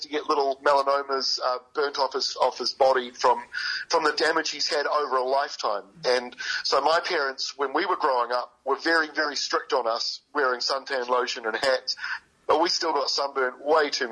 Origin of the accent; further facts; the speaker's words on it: Bay of Plenty and Waikato, New Zealand; also born or lived in King Country / Wellington; now in Auckland, New Zealand; I'm a North Island boy. I grew up in Bay of Plenty and Waikato and live in Auckland